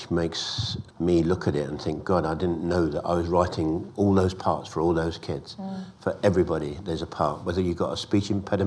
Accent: London, United Kingdom; when I was growing up in Islington, North London

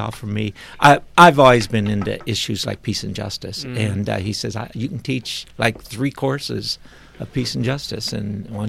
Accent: Quincy, Illinois, United States; moved away as an adult; also born or lived in Memphis / St. Louis / Wichita; now in Kansas City, United States; I grew up right on the Mississippi River across from Hannibal, Missouri

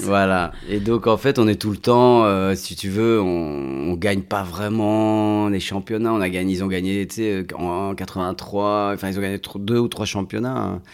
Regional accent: Belgium; je suis né, j'ai grandi en Belgique

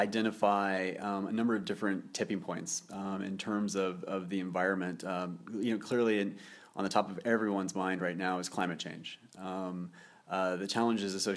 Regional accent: Nebraska, United States; moved away as an adult; also born or lived in Norway; now in Geneva, Switzerland; I grew up in Nebraska, not a hotbed for sustainability, but I did spend my youth in Nebraska and worked on a farm growing up

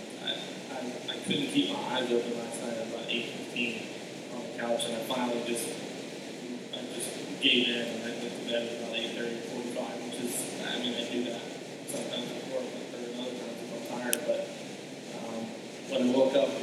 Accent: Louisville, Kentucky, United States; moved away as an adult; also born or lived in Alabama; growing up in Louisville, you know, not too far from here, it's miserable in the summer in Louisville

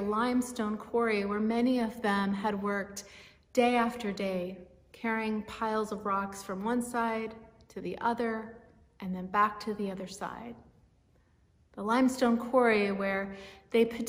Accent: Martinez, California, United States; Places like Martinez, where I grew up in the East Bay

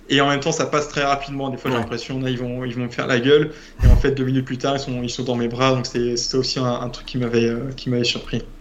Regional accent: France; also born or lived in Rio de Janeiro, Brazil; je suis français

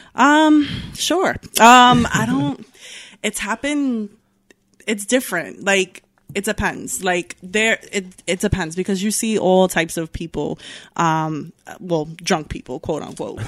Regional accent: Newburgh, New York, United States; also born or lived in Bronx, New York / Yonkers, New York; I grew up in Newburgh. Um, I moved up here when I was seven.

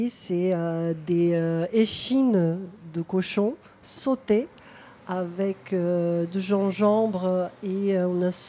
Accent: Brazil; now in Toulouse, France; moi, je suis brésilienne

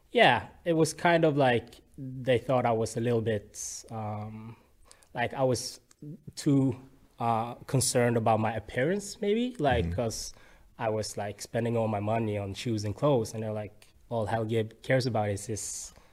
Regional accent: Bergen, Vestland, Norway; I'm born and raised in Bergen.

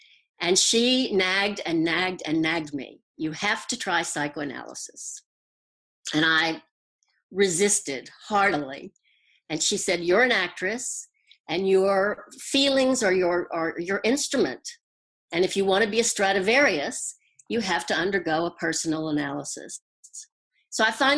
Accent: Houston, Texas, United States; accent: Southern; moved away as an adult; now in New York, United States; I am from Texas. I was born in Houston.

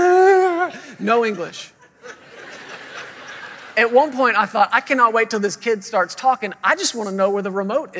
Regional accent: Fort Worth, Texas, United States; moved away as an adult; now in Woodland Park, United States; we're originally from the Fort Worth, Texas area.

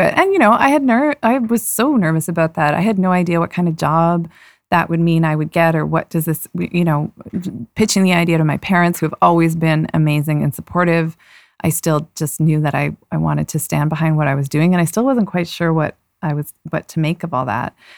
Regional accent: Toronto, Ontario, Canada; moved away as an adult; also born or lived in Vancouver; I grew up in Toronto.

